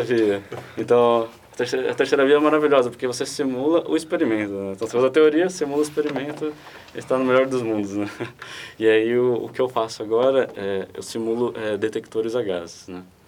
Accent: Guarulhos, São Paulo, Brazil; não, não sou do ABC, sou de é, Guarulhos, mas ainda é próximo

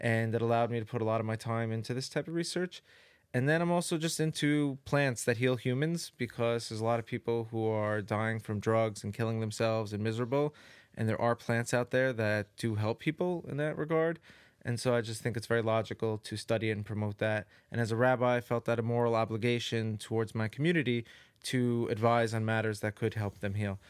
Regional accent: New York City, New York, United States; growing up in New York City

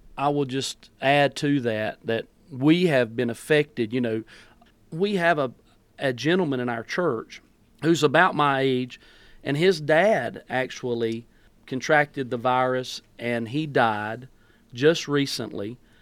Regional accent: North Carolina, United States; also born or lived in Greensboro, North Carolina; I'm from Coolumee, North Carolina

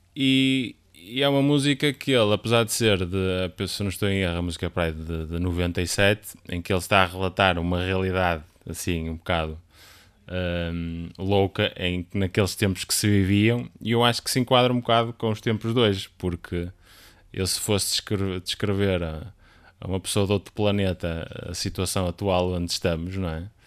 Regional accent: Guimarães, Norte, Portugal; now in Amarante, Portugal; nasci em Guimarães e vivi grande parte de lá, grande parte, assim, até cerca dos 18, 9 anos foi onde vivi.

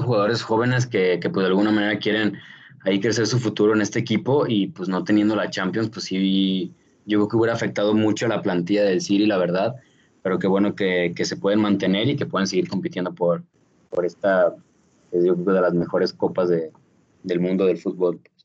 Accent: Mexico; somos, somos de México

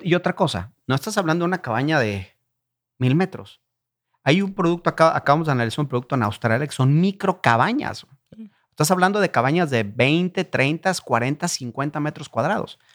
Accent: Irapuato, Guanajuato, Mexico; Yo soy de Irapuato.

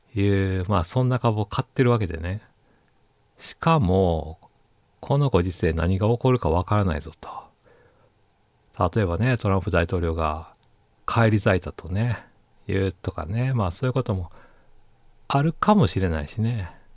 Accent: Osaka, Japan; moved away as an adult; now in Tokyo, Japan; 私大阪人なんですけどね

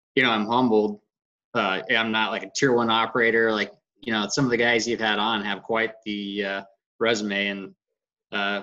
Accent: Arizona, United States; I grew up in Arizona.

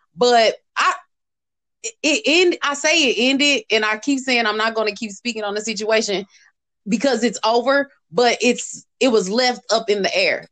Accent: St. Louis, Missouri, United States; moved away; St. Louis in, in my hometown

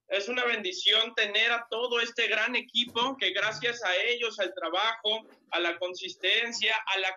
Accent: Veracruz, Mexico; Yo soy de Veracruz

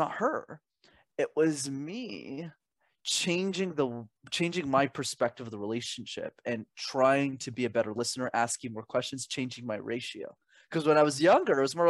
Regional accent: Canada; I was born in Canada, which is where I'm based

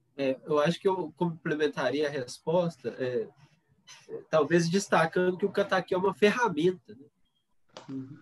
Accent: Itaúna, Minas Gerais, Brazil; now in Belo Horizonte, Brazil; Eu, eu sou natural de Itaúna, né? Que é pertinho aqui mas desde 2004 eu estou em Belo Horizonte

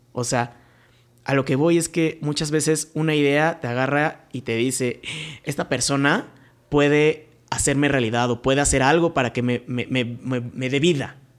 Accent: Querétaro, Mexico; Yo soy de aquí de Querétaro

